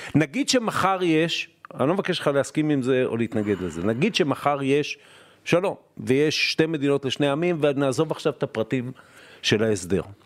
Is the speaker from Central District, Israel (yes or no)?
no; Haifa, Haifa District, Israel; אני נולדתי בבית חולים אלישע בחיפה